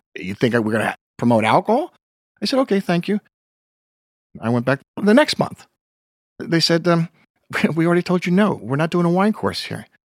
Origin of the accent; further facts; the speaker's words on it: Pleasantville, New York, United States; I grew up in Pleasantville, New York